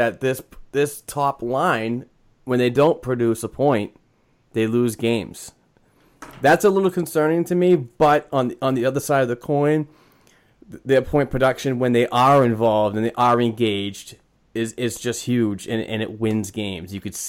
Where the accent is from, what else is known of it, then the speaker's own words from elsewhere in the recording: Boston, Massachusetts, United States; accent: Boston; Hey, yeah, that was my Boston accent, big time.